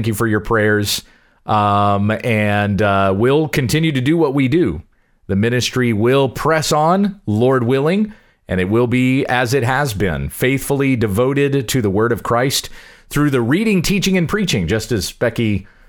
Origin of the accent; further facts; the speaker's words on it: South Carolina, United States; born there; I've always been a Southern boy at heart anyway. I was born in South Carolina.